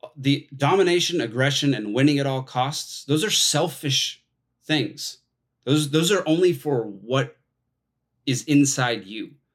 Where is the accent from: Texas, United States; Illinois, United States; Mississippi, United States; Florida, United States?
Texas, United States; moved away as an adult; now in Atlanta, United States; I grew up in Texas